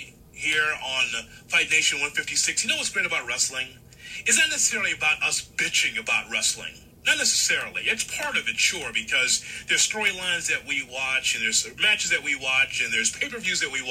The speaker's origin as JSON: {"language": "English", "town": "Chicago", "region": "Illinois", "country": "United States", "tie": "born or raised there", "said": "I grew up in Chicago in the territory days"}